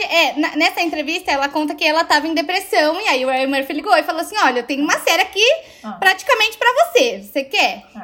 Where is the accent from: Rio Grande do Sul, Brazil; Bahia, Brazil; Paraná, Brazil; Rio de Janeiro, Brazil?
Rio Grande do Sul, Brazil; Porto Alegre; now in São Paulo, Brazil; Mas eu sou de Porto Alegre, então na época eu nem morava em São Paulo